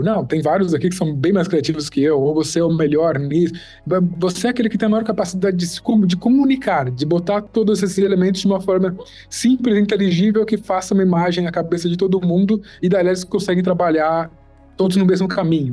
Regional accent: São Paulo, Brazil; Sou da FAAP também, sou de São Paulo.

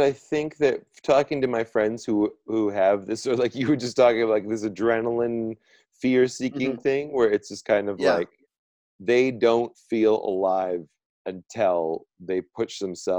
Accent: British Columbia, Canada; I, like being from British Columbia and having walked through forests, and I remember being like 4 years old and we were at some, you know, we were at some campsite outside of Vernon.

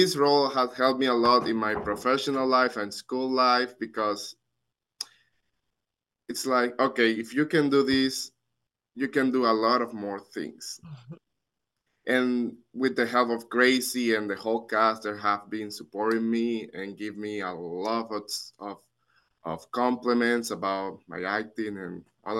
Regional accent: Dominican Republic; accent: thick accent; English is a second language; now in United States; I'm from the Dominican Republic and my family's not here. They live there

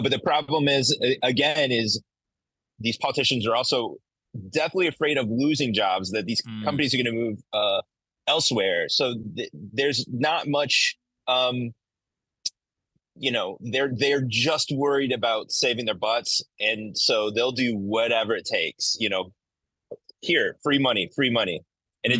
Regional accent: Central Illinois, United States; also born or lived in Alabama; I lived in Alabama for two years, but I'm actually from Central Illinois.

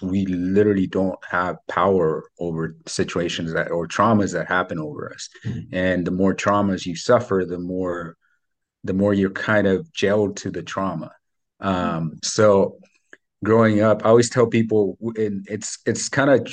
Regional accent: Mexico; English is a second language; now in United States; I was born in Mexico. I grew up super poor over there.

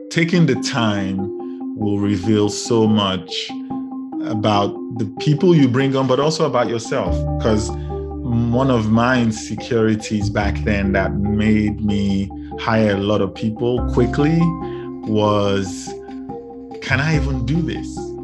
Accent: Lagos, Nigeria; moved away as an adult; also born or lived in United Kingdom; now in Chicago, United States; I grew up in Lagos, Nigeria, and ended up in the U K for post-grad

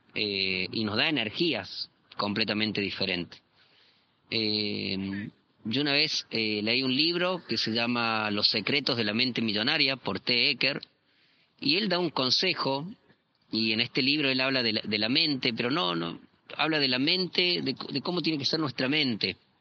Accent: Córdoba, Argentina; also born or lived in southern Argentina; now in Chile; yo soy cordobés, eh, actualmente estoy viviendo en Chile, eh, viví en el sur de Argentina también

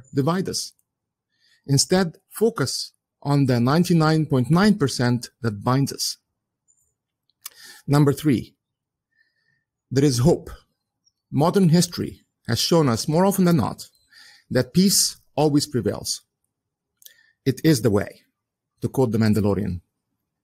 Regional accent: Egypt; English is a second language; moved away as an adult; also born or lived in United Kingdom / Southampton; now in United States; In 1975, we moved back to Egypt, where I lived until 1995. And that's when I moved to the United States

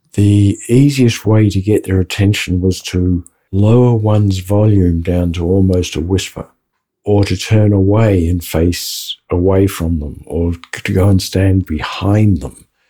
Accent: Australia; I am Australian because I said Brisbane.

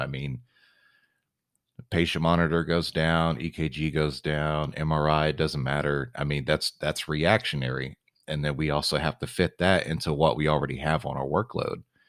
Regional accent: San Antonio, Texas, United States; moved away; San Antonio is my hometown

